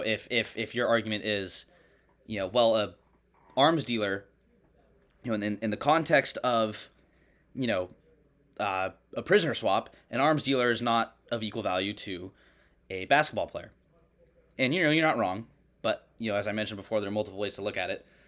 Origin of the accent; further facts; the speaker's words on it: Oakland, California, United States; Born in Oakland